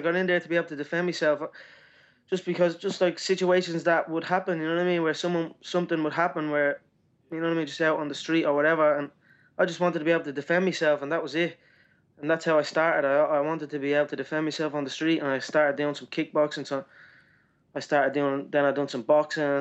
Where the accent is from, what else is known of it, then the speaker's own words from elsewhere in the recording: Dublin, Leinster, Ireland; my hometown